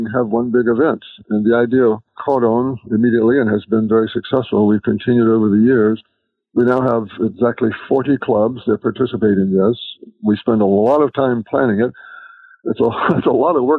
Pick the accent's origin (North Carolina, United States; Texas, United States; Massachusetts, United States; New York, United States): North Carolina, United States; moved away as an adult; also born or lived in Michigan; in the sixth grade in North Carolina